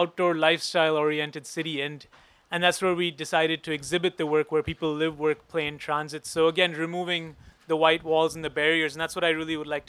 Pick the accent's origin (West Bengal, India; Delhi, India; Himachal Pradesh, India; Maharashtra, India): Maharashtra, India; Mumbai; now in Canada; I'm from Mumbai originally, and so a settler on unknown lands.